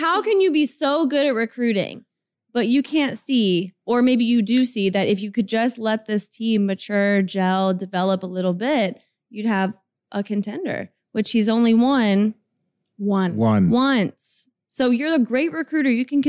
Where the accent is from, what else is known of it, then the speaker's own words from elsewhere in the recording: Louisville, Kentucky, United States; So I'm from Louisville, Kentucky.